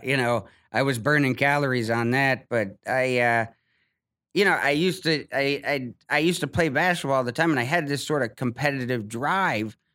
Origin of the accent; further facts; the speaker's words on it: Ohio, United States; moved away as an adult; I'm from Ohio.